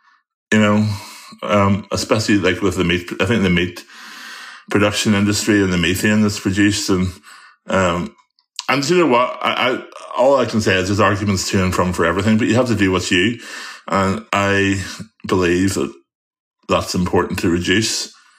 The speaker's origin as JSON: {"language": "English", "country": "Ireland", "said": "the one thing I have difficulty with being an Irish boy is butter. We have such beautiful grass-fed butter over here."}